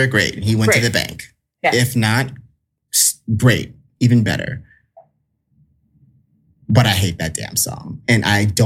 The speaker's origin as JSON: {"language": "English", "region": "South Carolina", "country": "United States", "said": "I'm from South Carolina. South Kakalaki."}